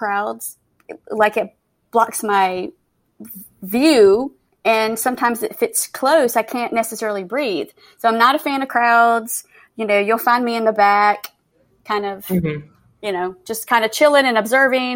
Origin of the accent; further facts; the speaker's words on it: Macon, Georgia, United States; moved away as an adult; now in Austin, United States; I am originally from Georgia. I grew up in the Macon area of Georgia, and I now live in Austin.